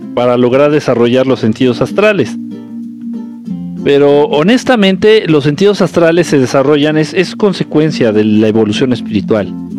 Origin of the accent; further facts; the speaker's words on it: Mexico City, Mexico; Soy chilango y aprendí a bailar en Tepito